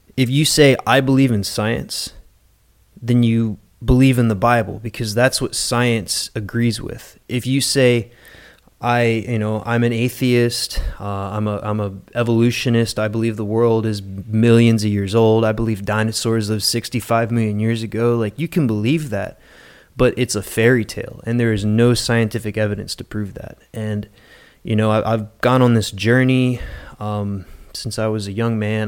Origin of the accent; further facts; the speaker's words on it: West Virginia, United States; now in Naples, United States; I'm from West Virginia originally